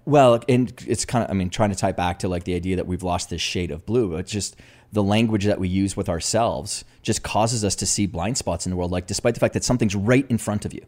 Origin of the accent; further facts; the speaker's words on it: Canada; me being a Canadian, you know, huge hockey country